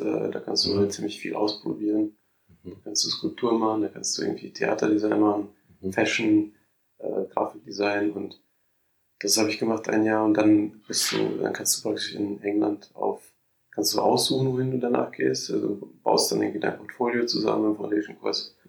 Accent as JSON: {"language": "German", "town": "Mainz", "region": "Rhineland-Palatinate", "country": "Germany", "tie": "born or raised there", "also_born_or_lived": "Moscow, Russia / Bingen, Germany / London, United Kingdom", "moved": "as an adult", "said": "Da bin ich in die dritte Klasse gegangen und dann ähm, sind wir halt nach Mainz umgezogen"}